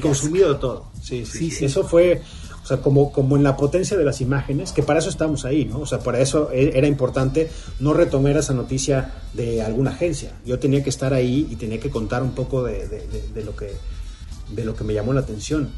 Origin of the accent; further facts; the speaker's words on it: Mexico; moved away as an adult; now in Los Angeles, United States; como mexicano